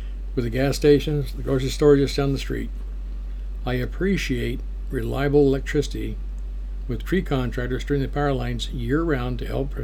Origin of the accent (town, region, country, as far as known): United States